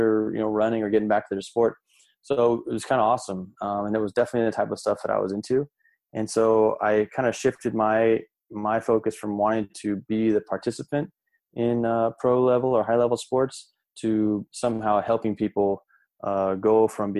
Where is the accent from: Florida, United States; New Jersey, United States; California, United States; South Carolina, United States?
California, United States; Glendale; I grew up in the Los Angeles area in Glendale